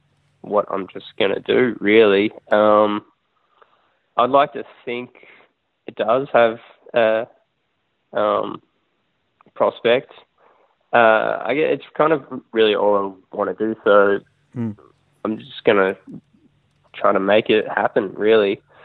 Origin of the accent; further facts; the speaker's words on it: Melbourne, Victoria, Australia; We're actually from Melbourne.